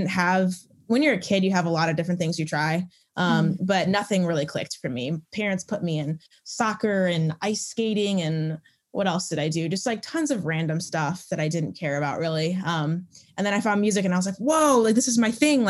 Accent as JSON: {"language": "English", "town": "Chicago", "region": "Illinois", "country": "United States", "moved": "yes", "lives_now": "Nashville, United States", "said": "I live in Nashville. I'm from Chicagoland originally."}